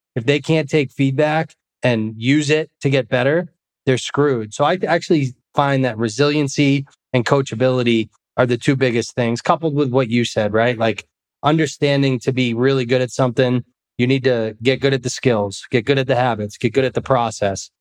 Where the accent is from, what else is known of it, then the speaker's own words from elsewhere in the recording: Massachusetts, United States; moved away; also born or lived in Scottsdale, Arizona; a kid like me growing up in Massachusetts